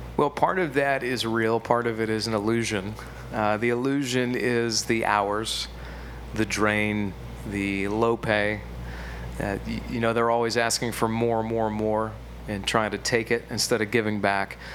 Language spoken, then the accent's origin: English; Johnstown, Pennsylvania, United States; moved away as an adult; also born or lived in Eastern Ohio; now in Charlotte, United States; I grew up in Western Pennsylvania